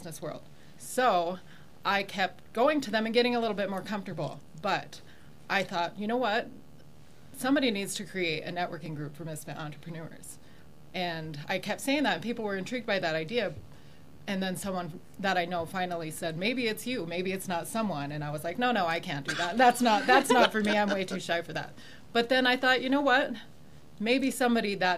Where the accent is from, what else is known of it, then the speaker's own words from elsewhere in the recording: South Dakota, United States; also born or lived in England; now in Colorado Springs, United States; I'm from South Dakota originally